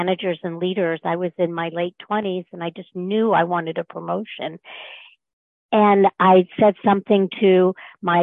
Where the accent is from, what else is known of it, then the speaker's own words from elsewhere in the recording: North Florida, United States; moved away as an adult; also born or lived in Mid-Atlantic; I grew up in North Florida